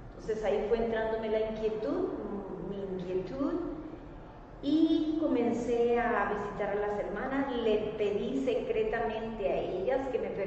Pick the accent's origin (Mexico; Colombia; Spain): Colombia; moved away as an adult; also born or lived in South Korea; now in Washington, D.C., United States; soy colombiana. estoy aquí en los Estados Unidos hace más o menos unos 18 ah, años en el área metropolitana de Washington, D.C.